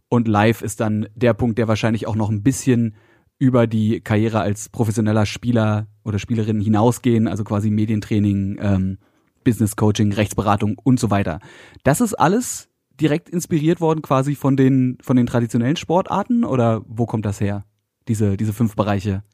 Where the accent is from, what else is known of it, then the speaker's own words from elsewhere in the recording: Berlin, Germany; für mich als Berliner